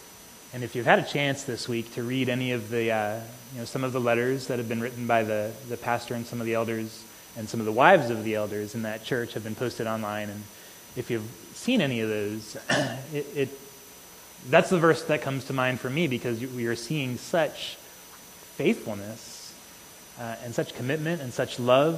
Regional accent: United States; for us as American Christians

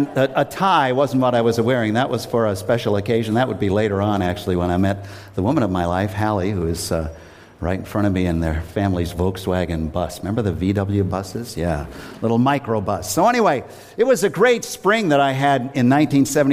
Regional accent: Worcester, Massachusetts, United States; I grew up in Worcester, and I'm now living in the house that I lived

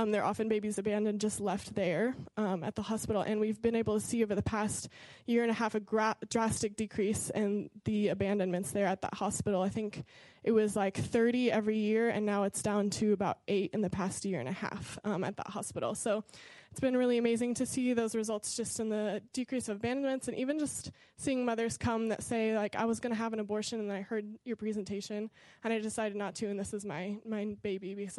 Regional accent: Lafayette, Indiana, United States; moved away as an adult; now in Johannesburg, South Africa; I grew up here in Lafayette, and I grew up going to Victory ever since I was a baby.

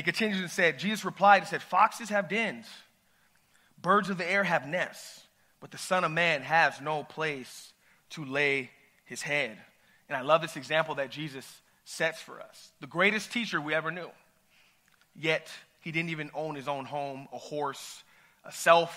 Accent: Ventura County, California, United States; I'm from Ventura County

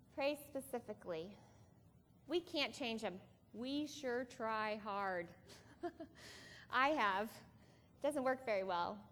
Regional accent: Iowa, United States; we are from Iowa

